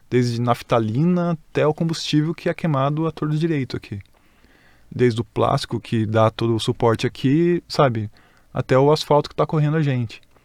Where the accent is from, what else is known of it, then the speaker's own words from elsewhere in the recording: Greater São Paulo, Brazil; a gente é da Grande São Paulo